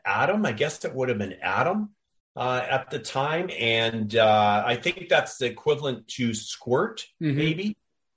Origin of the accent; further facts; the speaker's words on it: Victoria, British Columbia, Canada; also born or lived in Toronto, Ontario; I was born in Toronto, but when I was 8 years old, my family moved out to Victoria